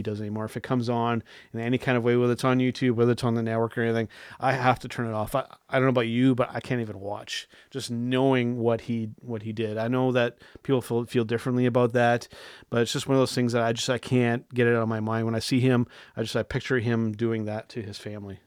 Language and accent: English; Canada; I'm a Canadian wrestling fan